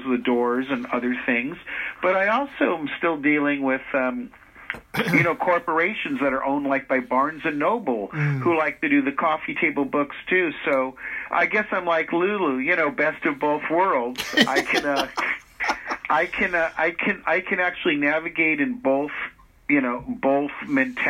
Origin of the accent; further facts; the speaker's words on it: Los Angeles, California, United States; growing up in Hollywood